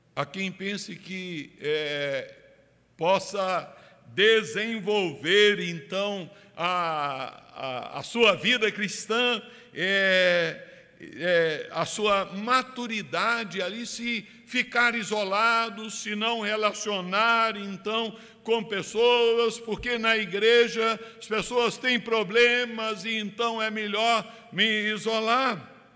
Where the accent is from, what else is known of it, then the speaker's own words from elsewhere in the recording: Brazil; Nós que somos brasileiros, calorosos